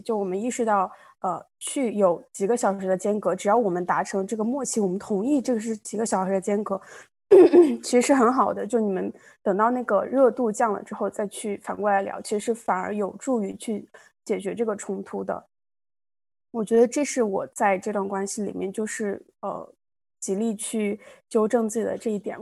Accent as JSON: {"language": "Chinese", "country": "China", "also_born_or_lived": "small town (unspecified)", "moved": "as an adult", "lives_now": "India", "said": "我其实是中国人"}